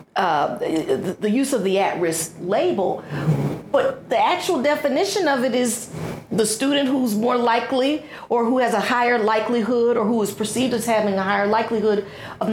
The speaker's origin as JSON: {"language": "English", "town": "Houston", "region": "Texas", "country": "United States", "tie": "born or raised there", "said": "I grew up in Houston"}